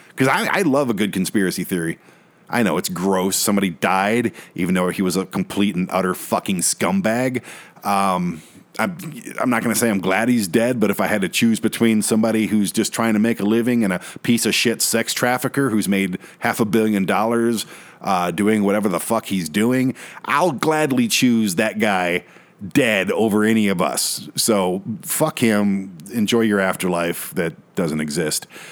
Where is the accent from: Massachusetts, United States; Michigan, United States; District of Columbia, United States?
Michigan, United States; Michigan, my home state